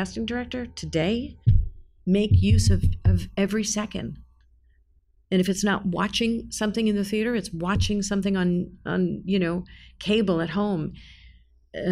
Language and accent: English; New York, United States; I'm a New Yorker